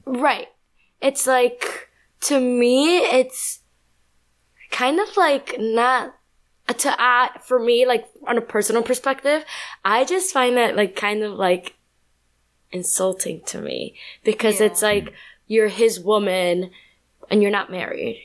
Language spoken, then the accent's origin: English; New York, United States; also born or lived in Colombia; I was born in Colombia, raised in New York.